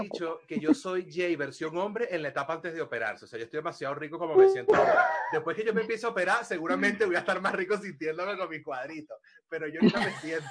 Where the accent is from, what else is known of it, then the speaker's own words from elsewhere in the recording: Venezuela; moved away as an adult; now in Spain; cuando me fui de Venezuela.